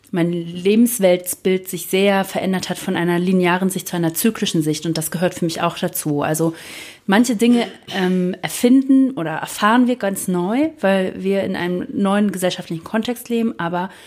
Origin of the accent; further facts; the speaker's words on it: Spreewald, Brandenburg, Germany; now in Ruhr area, Germany; ich komme tatsächlich vom Plattenland. Ich komme aus dem Spreewald, da ist nichts